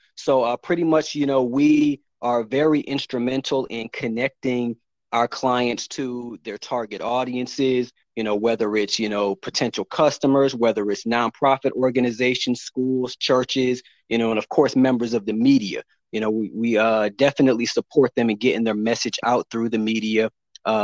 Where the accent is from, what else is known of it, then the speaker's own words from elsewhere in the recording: Chicago, Illinois, United States; also born or lived in Orange, New Jersey / Kearney, New Jersey / Rochester / Washington, D.C.; But for the majority of my life, after growing up in Chicago, I went on to attend Howard University in Washington, D.C.